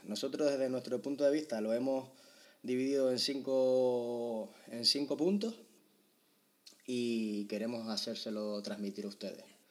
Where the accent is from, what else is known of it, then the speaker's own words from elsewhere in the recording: Tenerife, Canary Islands, Spain; nosotros que somos de Tenerife